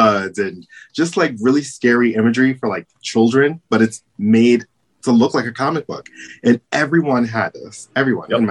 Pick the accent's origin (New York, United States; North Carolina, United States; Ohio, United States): New York, United States; New York City; I was born and raised in Brooklyn